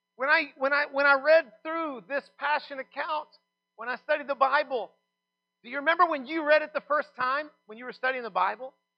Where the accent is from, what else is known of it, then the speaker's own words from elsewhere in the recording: Texas, United States; I'm from Texas